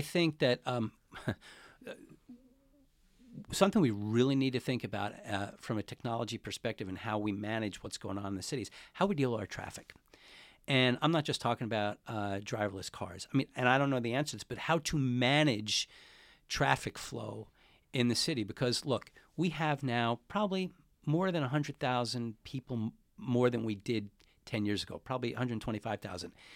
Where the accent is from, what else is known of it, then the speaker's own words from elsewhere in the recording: Glen Cove, New York, United States; moved away as an adult; also born or lived in Queens, New York / Washington, D.C.; now in San Francisco, United States; I'm originally from, uh, New York. I grew up in Queens till I was about six or seven, and then I moved to a town about forty minutes outside of Manhattan. by the name of Glencove, Long Island. And that's where, uh, that's where I grew up.